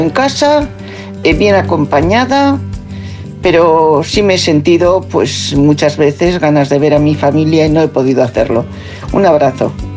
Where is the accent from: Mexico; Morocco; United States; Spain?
Morocco; moved away; yo soy marroquí